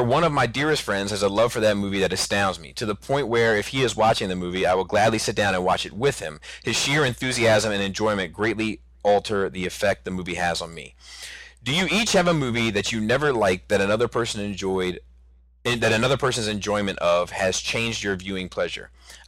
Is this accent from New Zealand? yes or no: yes; New Zealand; accent: New Zealand; You probably couldn't hear it through my New Zealand accent.